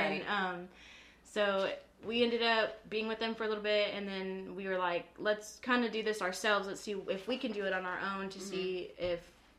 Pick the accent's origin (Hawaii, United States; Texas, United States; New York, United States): Texas, United States; Aransas; I'm from Aransas